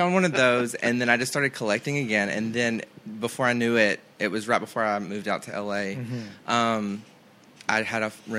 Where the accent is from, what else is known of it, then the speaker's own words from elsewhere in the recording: the South, United States; I'm from the South.